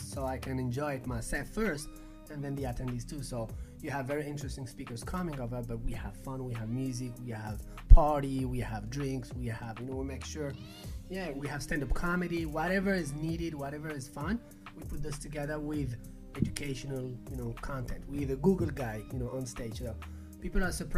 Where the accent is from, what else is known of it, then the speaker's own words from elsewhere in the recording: Paris, Île-de-France, France; moved away as an adult; also born or lived in Barcelona / Colombia; I was raised in Paris, but then I moved to Barcelona when I was 20 and I started the business in Barcelona